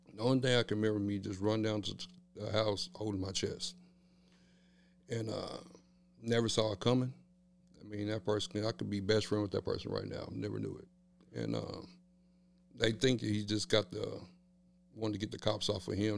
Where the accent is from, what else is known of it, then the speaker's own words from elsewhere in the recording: Kansas City, Kansas, United States; Born and raised in Wyandotte County.